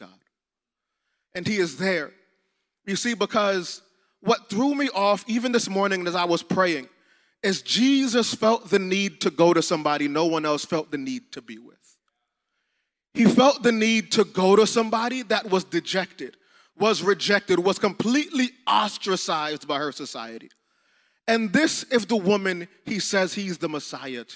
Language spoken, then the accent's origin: English; South Florida, United States; we're from South Florida, so we know it gets hot.